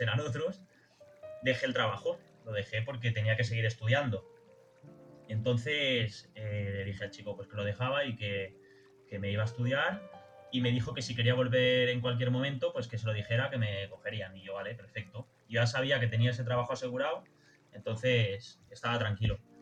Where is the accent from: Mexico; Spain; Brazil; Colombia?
Spain; Barcelona, Catalonia; soy de Barcelona